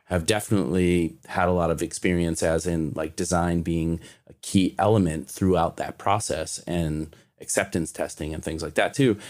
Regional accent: Kentucky, United States; I'm from Kentucky

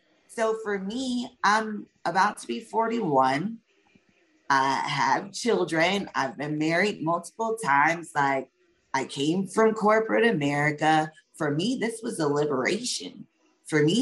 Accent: the South, United States; we are from the South

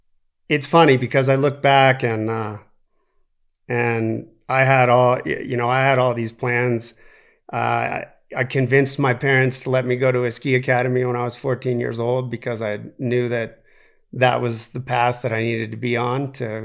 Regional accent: Aspen, Colorado, United States; because I grew up in Aspen

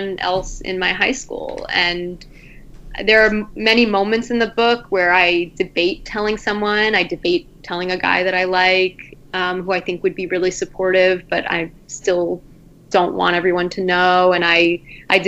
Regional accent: Long Island, New York, United States; my hometown in Long Island

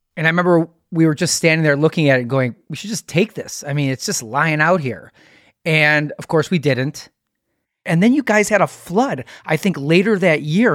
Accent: Wisconsin, United States; I'm from Wisconsin

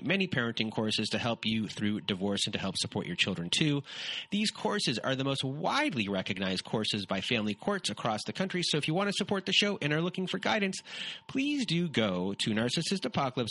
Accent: Canada

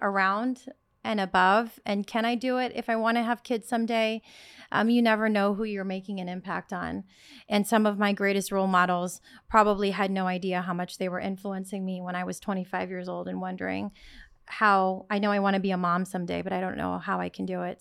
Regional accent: Sacramento, California, United States; moved away as an adult; also born or lived in Netherlands; now in New York City, United States; I was born and raised in Sacramento, California, small town, um, first generation Filipino

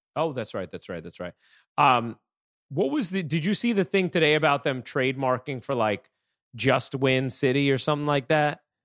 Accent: Fishkill, New York, United States; I grew up in Fishkill

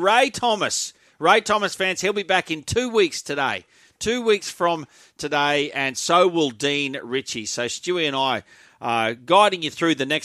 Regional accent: Brisbane, Queensland, Australia; I'm a Brisbane person, born and bred, so I'm a Broncos fan

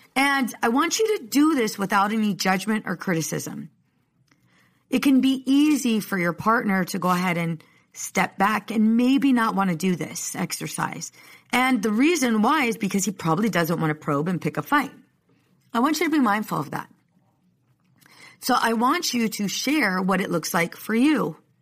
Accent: Oceanside, California, United States; I'm from Oceanside

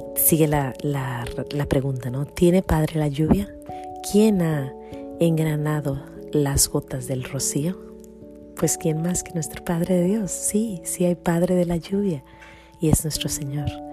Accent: El Grullo, Jalisco, Mexico; born or raised there

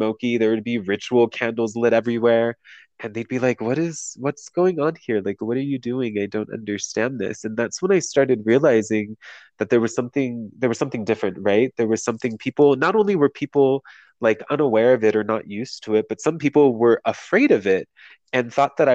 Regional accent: San Diego, California, United States; moved away as an adult; also born or lived in Las Vegas; I'm from San Diego, and I left San Diego when I was 20 and moved to Vegas

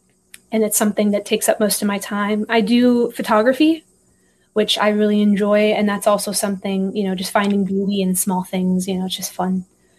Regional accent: Iowa, United States; also born or lived in Texas; So I was born in Texas, been a little bit everywhere. So I moved from Texas when I was about 2 years old. We were in Iowa for about 7 years.

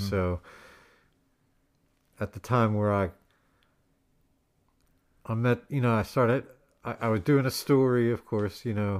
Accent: Philadelphia, Pennsylvania, United States; also born or lived in Boston; I grew up in Center City, Philadelphia.

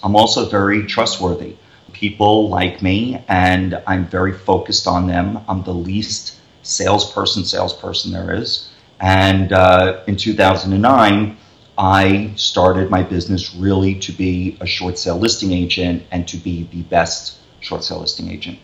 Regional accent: New York City, New York, United States; also born or lived in Las Vegas; we're from New York

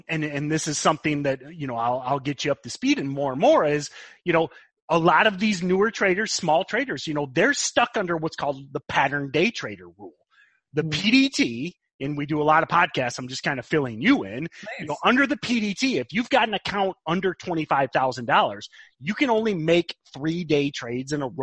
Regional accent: Midwest, United States; being the Midwesterner

